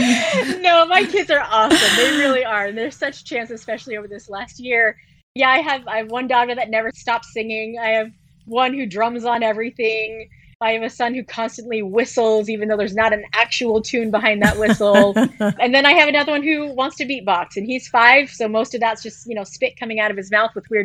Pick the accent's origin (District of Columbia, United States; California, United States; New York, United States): California, United States; San Mateo; moved away as an adult; also born or lived in Oakland, California; I was born and raised in San Mateo